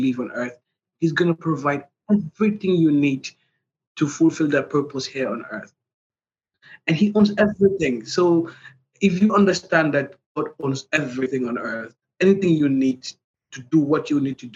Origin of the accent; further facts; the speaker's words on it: Gambia; from The Gambia.